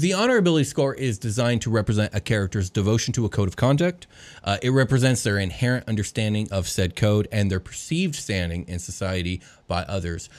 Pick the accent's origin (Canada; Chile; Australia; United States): United States; speaking as a member of Western civilization, specifically as an American